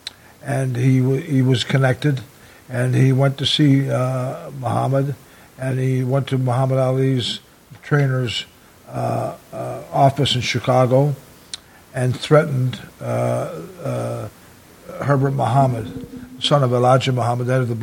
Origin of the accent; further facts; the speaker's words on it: Toronto, Ontario, Canada; I was from Toronto